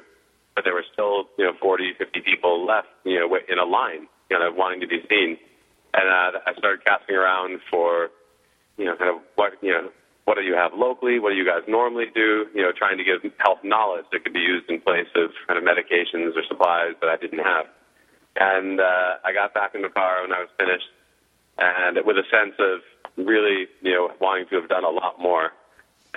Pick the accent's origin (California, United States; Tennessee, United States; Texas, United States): California, United States; Southern; also born or lived in Ireland; I'm from Southern California originally